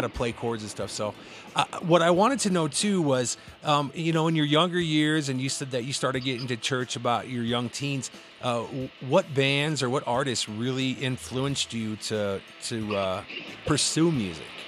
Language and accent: English; Cedar Rapids, Iowa, United States; also born or lived in Midwest; I hail from Cedar Rapids